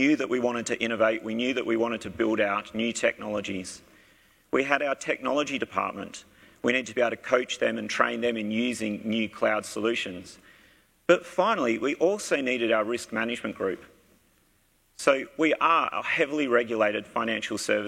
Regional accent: Australia; you can probably pick from my accent, I am from Australia

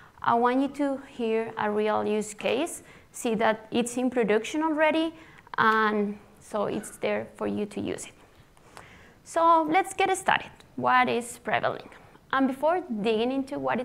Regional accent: Colombia; I am from Colombia, South America

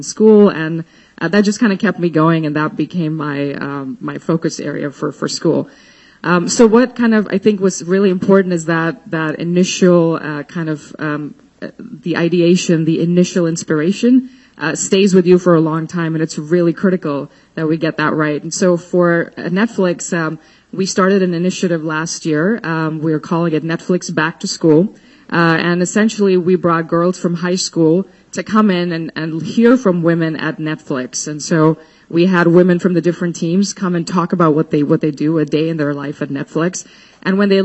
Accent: New Delhi, Delhi, India; moved away; I grew up in India, in New Delhi, the norm there for women was to be homemakers

